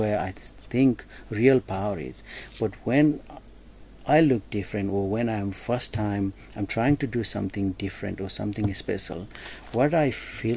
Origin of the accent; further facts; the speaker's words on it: Nepal; now in Toowoomba, Australia; I come from Nepalese community background and I represent Nepalese community